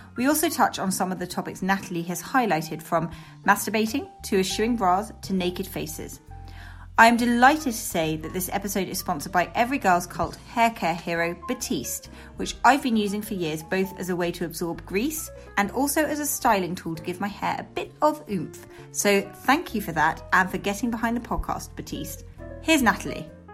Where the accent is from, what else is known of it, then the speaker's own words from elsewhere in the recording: London, United Kingdom; I, I grew up very near there